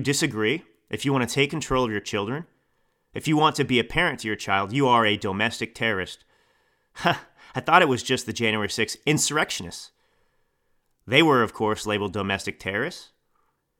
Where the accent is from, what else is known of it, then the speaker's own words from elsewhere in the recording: Texas, United States; also born or lived in Italy; now in California, United States; I grew up in Texas